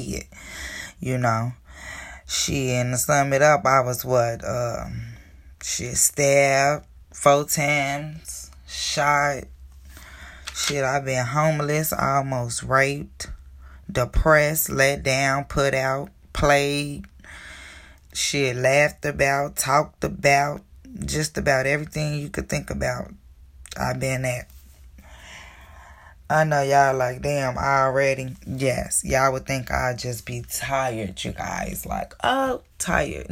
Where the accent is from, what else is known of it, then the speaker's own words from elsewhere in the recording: Chicago, Illinois, United States; I was born in Chicago, Illinois, born and raised all my life in this terrible, terrible city of mine